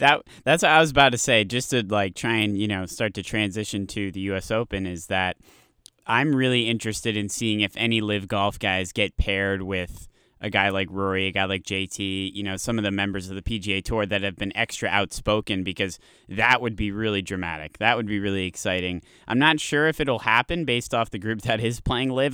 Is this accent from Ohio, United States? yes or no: no; Connecticut, United States; I'm from Connecticut. I'm from New England as well